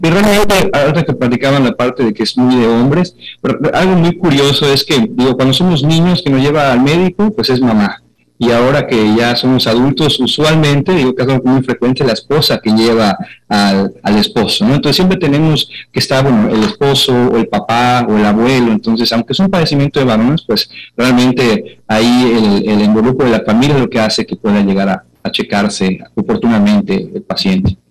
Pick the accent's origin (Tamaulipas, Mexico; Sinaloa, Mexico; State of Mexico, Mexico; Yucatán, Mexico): Yucatán, Mexico; moved away; also born or lived in Mexico City; Somos yucatecos, pero formados en la Ciudad de México